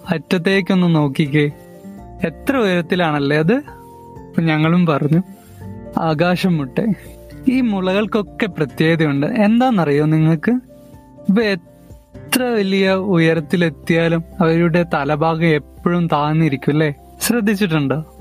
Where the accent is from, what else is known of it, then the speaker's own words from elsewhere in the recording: Wayanad, Kerala, India; ഒരു വയനാട്ടുകാരനാണ്